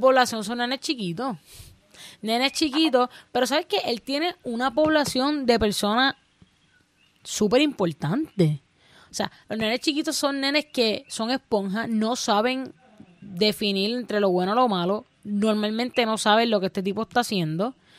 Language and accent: Spanish; Puerto Rico; no saben de nuestra cultura, no saben nuestro dialecto